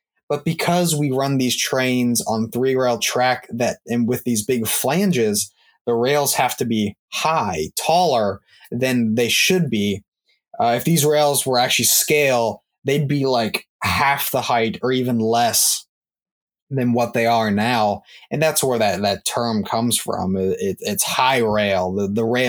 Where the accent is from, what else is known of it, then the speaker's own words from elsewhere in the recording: Maryland, United States; I'm from Maryland